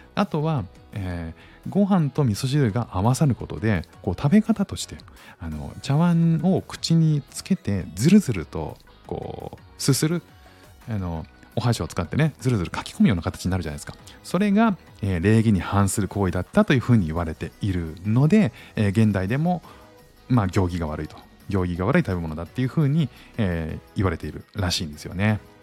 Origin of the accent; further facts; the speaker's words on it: Kanto, Japan; now in Singapore; 僕も関東なんですけど